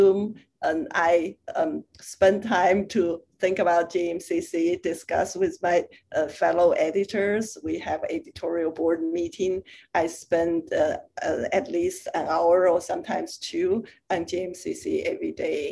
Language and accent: English; China; moved away as an adult; also born or lived in Europe; now in United States; I was born and raised in China, and I went to medical school in China, and from there went to graduate school in Europe, and then postdoc in the US and stayed since then.